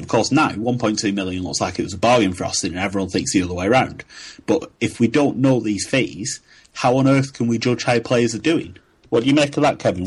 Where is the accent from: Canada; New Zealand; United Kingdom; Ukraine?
United Kingdom; accent: northeast northwest hybrid; my accent, my northeast northwest hybrid, has been described as incredible